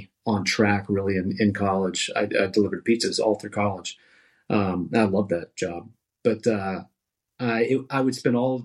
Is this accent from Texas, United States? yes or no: yes; Dallas-Fort Worth Metroplex, Texas, United States; also born or lived in San Marcos, Texas; I grew up in the Dallas-Fort Worth Metroplex